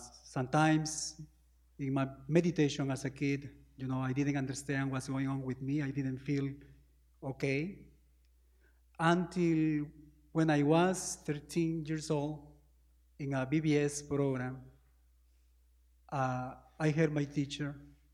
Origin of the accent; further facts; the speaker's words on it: Peru; Peru is a small country, you know, South America, close to Argentina, Ecuador, Chile, Brazil, Colombia. It's very difficult to live in Peru.